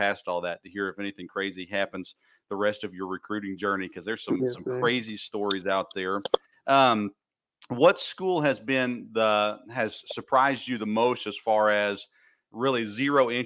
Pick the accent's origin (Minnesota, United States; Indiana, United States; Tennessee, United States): Tennessee, United States; Murfreesboro; now in Kentucky, United States; I grew up in Murfreesboro, Tennessee, just south of Nashville